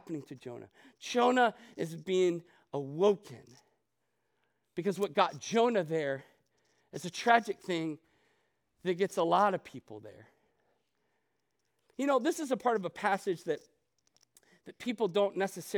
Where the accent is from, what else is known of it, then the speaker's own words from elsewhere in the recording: Ohio, United States; moved away as an adult; also born or lived in Chicago, Illinois / Arizona; I grew up in Ohio.